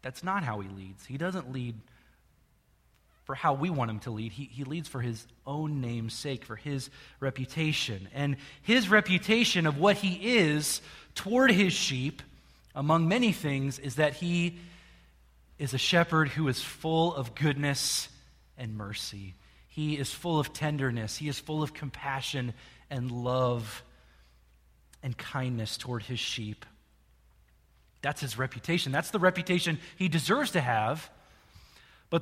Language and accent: English; Jerseyville, Illinois, United States; I grew up in Jerseyville, Illinois, which is not far from here, half an hour north of here